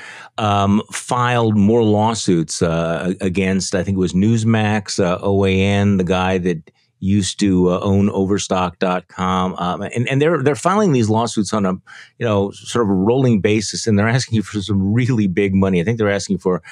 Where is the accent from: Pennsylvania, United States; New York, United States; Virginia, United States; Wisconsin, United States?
Wisconsin, United States; Wisconsin, my home state